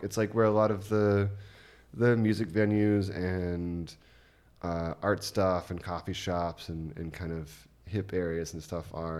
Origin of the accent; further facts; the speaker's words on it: United States; moved away as an adult; now in Germany; growing up as an American